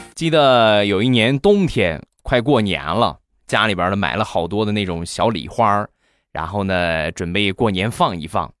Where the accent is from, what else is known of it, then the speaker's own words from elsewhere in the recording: China; 咱们都是中国的孩子